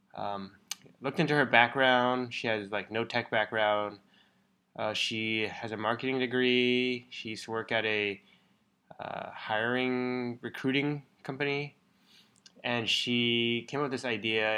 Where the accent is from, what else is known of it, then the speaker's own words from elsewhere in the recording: Bay Area, California, United States; moved away as an adult; we grew up in the Bay Area, so we've known it for a long time